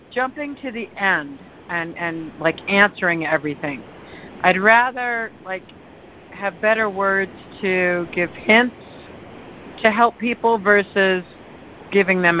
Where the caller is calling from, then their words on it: Lake Tahoe, United States; from Lake Tahoe.